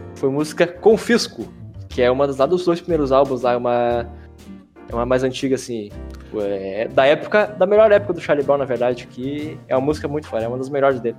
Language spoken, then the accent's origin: Portuguese; Brazil; Como bom brasileiro